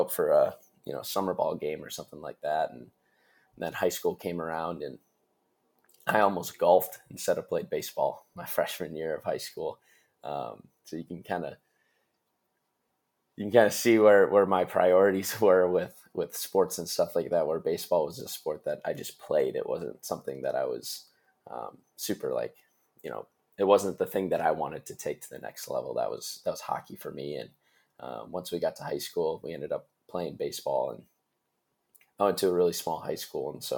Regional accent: Stillwater, Minnesota, United States; also born or lived in San Francisco; I'm from Minnesota, Stillwater, Minnesota

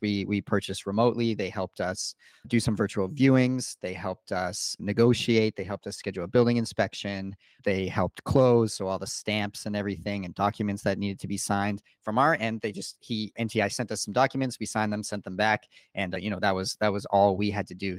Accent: Canada; I purchased as a Canadian.

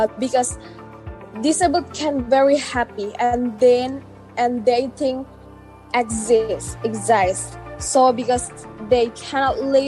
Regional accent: Indonesia; from Indonesia

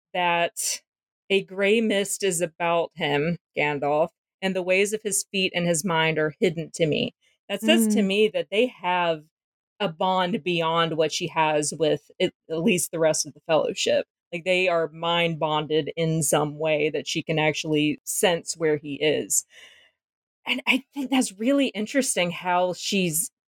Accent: the South, United States; I'm from the South. We're used to referring to things as unpleasantnesses

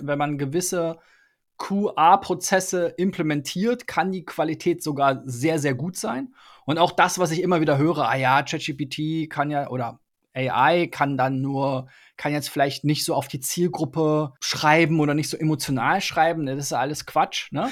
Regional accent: Germany; als Deutscher

